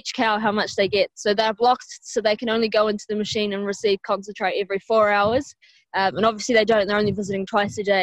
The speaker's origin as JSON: {"language": "English", "country": "New Zealand", "moved": "yes", "lives_now": "Ireland", "said": "I'm not from Ireland, I'm from New Zealand."}